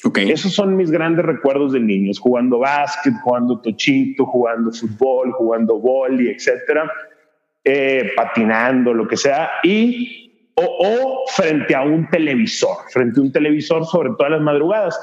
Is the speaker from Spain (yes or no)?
no; Monterrey, Nuevo León, Mexico; also born or lived in San Pedro Garza García; nací, crecí en, en, Monterrey, Nuevo León